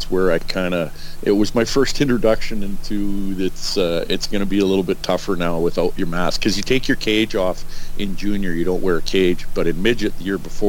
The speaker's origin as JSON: {"language": "English", "town": "Edmonton", "region": "Alberta", "country": "Canada", "tie": "born or raised there", "said": "he played for the Oilers as I grew up in Edmonton, and my brothers were, you know, obviously they're kind of my heroes"}